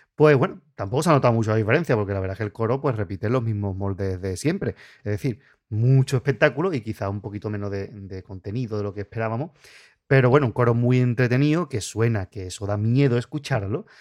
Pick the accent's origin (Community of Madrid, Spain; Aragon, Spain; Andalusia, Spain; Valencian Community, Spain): Andalusia, Spain; Puerto Real; nosotros que somos de Puerto Real